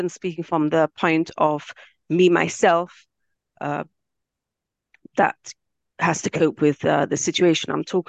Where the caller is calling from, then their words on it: Israel; I'm calling from Eretz Yisrael.